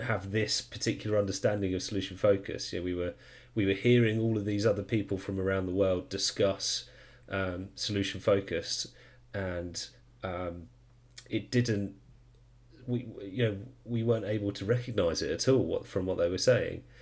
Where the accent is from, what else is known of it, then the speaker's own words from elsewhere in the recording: United Kingdom; I am a UK person from the UK